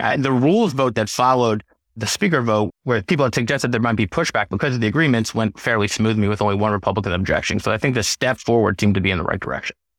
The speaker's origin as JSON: {"language": "English", "town": "St. Louis", "region": "Missouri", "country": "United States", "tie": "born or raised there", "also_born_or_lived": "Gush Etzion, Israel / Washington, D.C.", "moved": "as an adult", "said": "I grew up in Saint Louis"}